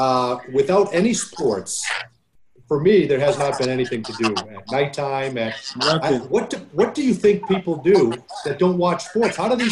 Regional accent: Boston, Massachusetts, United States; I'm from Boston.

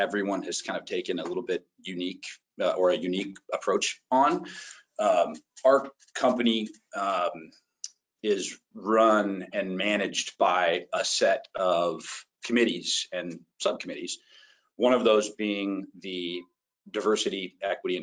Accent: Walnut Creek, California, United States; my hometown, Walnut Creek

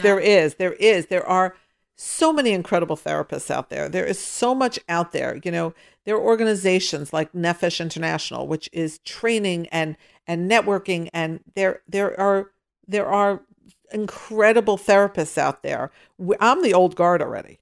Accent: Pittsburgh, Pennsylvania, United States; I grew up in Pittsburgh

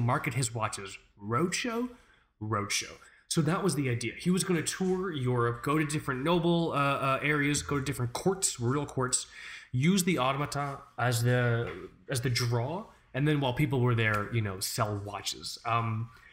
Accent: United States; we're American

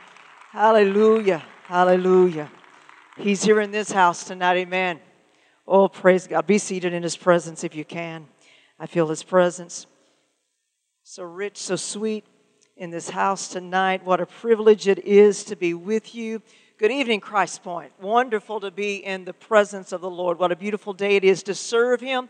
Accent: Muskogee, Oklahoma, United States; I am from Oklahoma, from Muskogee, Oklahoma, which means I am an official, genuine, authentic ….

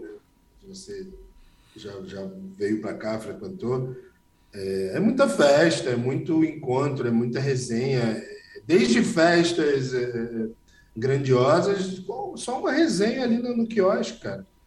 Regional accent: Rio de Janeiro, Brazil; Com 12 anos eu estava no colégio público, com 18 eu estava no colégio mais caro do Rio de Janeiro

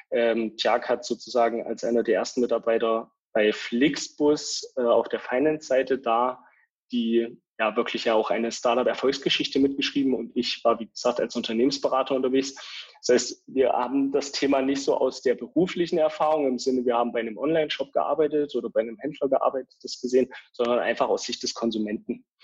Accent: small village near Eisenach, Thuringia, Germany; moved away as an adult; also born or lived in Dresden; Ich bin gebürtig aus Thüringen, kleinen Dorf in der Nähe von Eisenach, habe aber die letzten elf Jahre meines Lebens in Dresden verbracht dort studiert

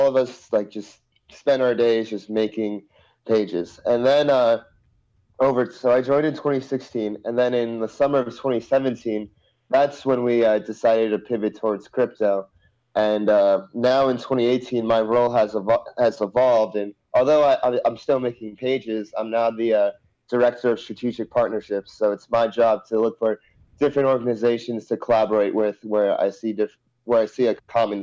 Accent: Montville, New Jersey, United States; moved away as an adult; now in Los Angeles, United States; from Montville, originally

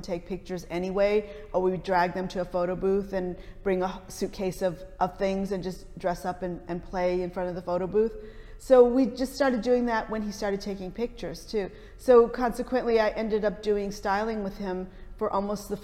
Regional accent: Detroit, Michigan, United States; growing up in Detroit

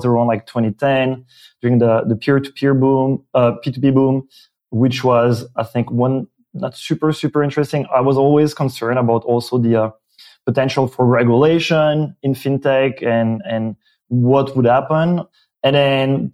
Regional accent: Belgium; accent: French-speaking Belgian; first language French; English is a second language; moved away as an adult; now in San Francisco, United States; I am originally from Belgium, French-speaking, and it's my my accent. Came to the U.S. For grad school

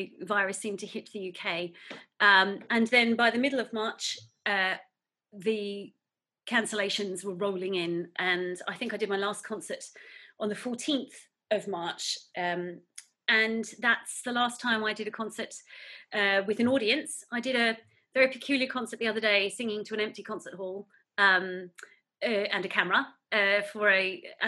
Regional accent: Newcastle, New South Wales, Australia; moved away as an adult; now in United Kingdom; In Newcastle, so only about 50 kilometres away from you.

